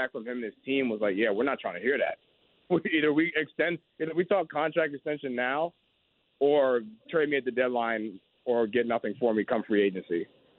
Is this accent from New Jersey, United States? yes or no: yes; New Jersey, United States; I'm from New Jersey. I've been born and raised here my entire life.